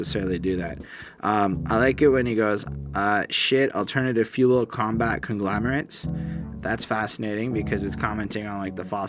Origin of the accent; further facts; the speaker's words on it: Canada; as a Canadian